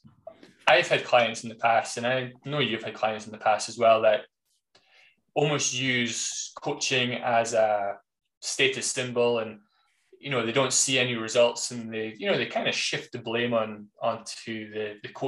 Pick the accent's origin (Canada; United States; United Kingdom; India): United Kingdom; being British